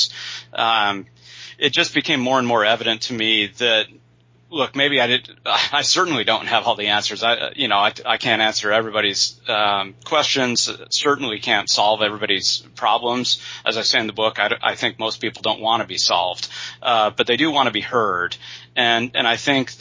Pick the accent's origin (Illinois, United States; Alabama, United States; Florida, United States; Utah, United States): Utah, United States; moved away as an adult; also born or lived in Indiana / California; Born and raised in Utah